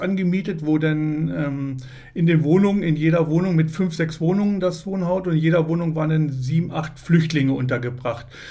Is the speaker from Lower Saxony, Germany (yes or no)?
yes; Lehrte, Lower Saxony, Germany; ich komme aus Lehrte